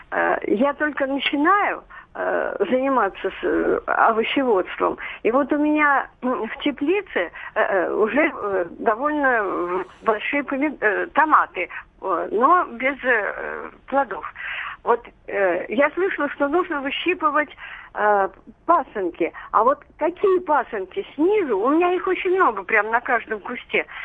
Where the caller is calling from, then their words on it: Moscow Oblast, Russia; Здравствуйте, я из Московской области.